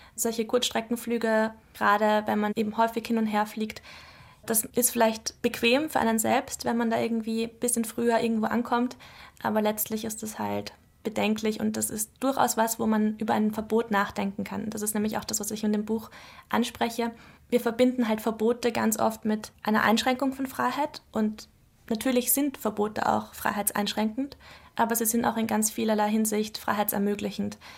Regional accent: Mödling, Lower Austria, Austria; also born or lived in Brussels / Vienna; bin ich dann nach Mödling, also das ist in der Nähe von Wien, in eine Vorstadt gekommen und bin dort eigentlich aufgewachsen

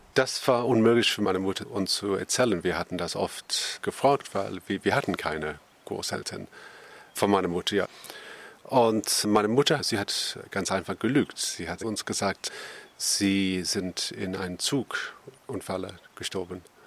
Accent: Northern England, United Kingdom; German is a second language; wir hatten immer Tannenbaum als Kind in Nordengland

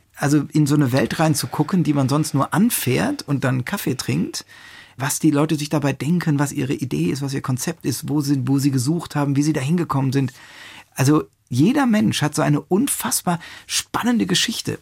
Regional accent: Rhineland, Germany; also born or lived in Palatinate; ich komme aus dem Rheinland

